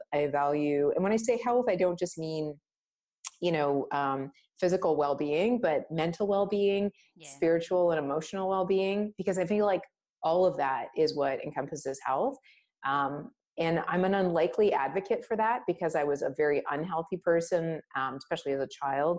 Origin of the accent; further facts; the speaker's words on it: Canada; I was born in Canada